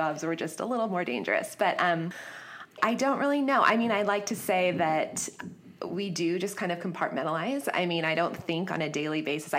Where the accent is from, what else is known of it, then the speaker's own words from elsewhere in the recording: San Diego, California, United States; moved away as an adult; also born or lived in Florida; I grew up here in San Diego.